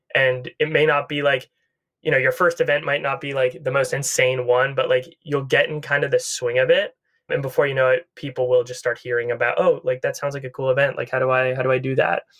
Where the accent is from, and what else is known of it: Needham, Massachusetts, United States; born or raised there; now in Los Angeles, United States